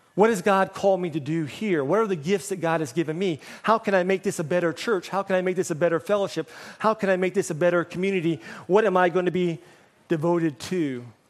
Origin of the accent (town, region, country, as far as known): United States; moved away as an adult; now in Hong Kong